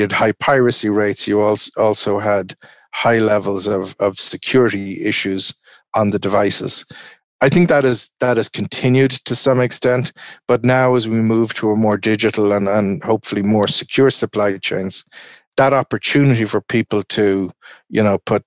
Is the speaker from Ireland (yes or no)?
yes; Ireland; I'm an Irishman